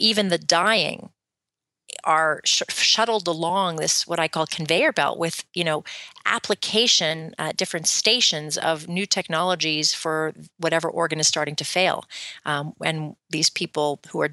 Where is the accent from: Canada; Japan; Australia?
Canada; now in United States; I'm from Canada